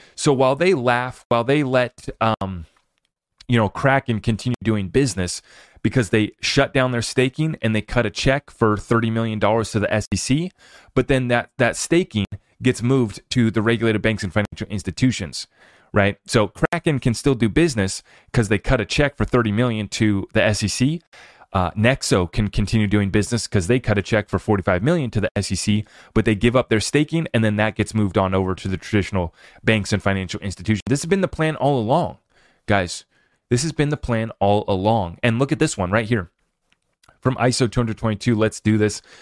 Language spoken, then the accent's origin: English; United States; as an American